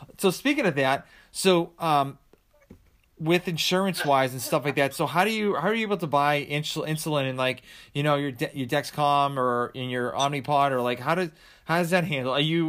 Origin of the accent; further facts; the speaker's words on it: Sharon, Massachusetts, United States; moved away as an adult; now in Georgia, United States; I'm from Sharon. Yeah. But I moved down to Georgia, so like 5 years ago.